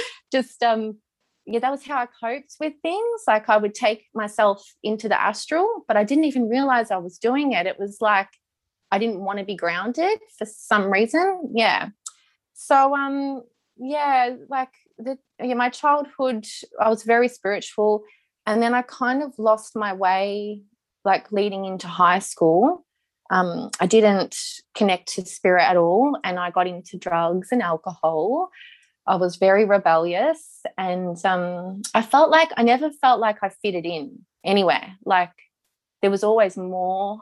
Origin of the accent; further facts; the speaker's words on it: Melbourne, Victoria, Australia; We grew up in Melbourne.